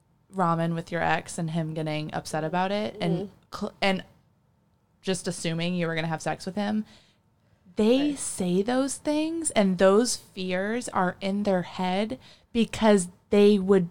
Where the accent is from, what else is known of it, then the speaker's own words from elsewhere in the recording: Midwest, United States; I'm from the Midwest.